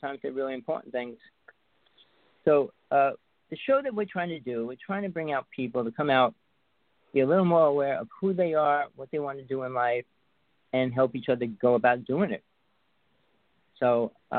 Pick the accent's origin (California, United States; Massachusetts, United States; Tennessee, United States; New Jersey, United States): New Jersey, United States; North Bergen; now in Big Island of Hawaii, United States; I grew up in Jersey. I spent most of my life there